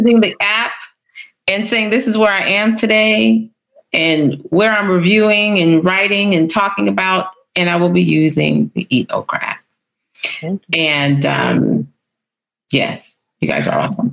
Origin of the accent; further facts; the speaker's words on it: Midwest, United States; I'm from the Midwest